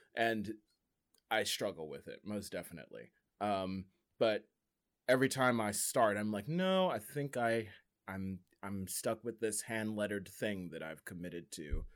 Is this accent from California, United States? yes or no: no; Delaware, United States; once I said Delaware